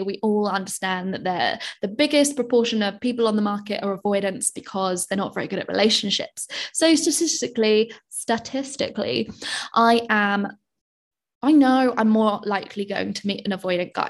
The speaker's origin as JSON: {"language": "English", "country": "United Kingdom", "said": "I'm British."}